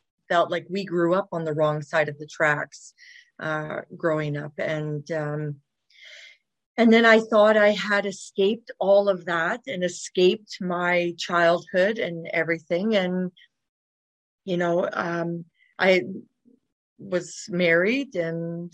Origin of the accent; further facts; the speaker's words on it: Dawson Creek, British Columbia, Canada; moved away as an adult; also born or lived in Kamloops, British Columbia; now in Calgary, Canada; I was born in Kamloops, BC, British Columbia. Yeah. But I mostly grew up way up north, like Dawson Creek, Fort St. John, BC, in that area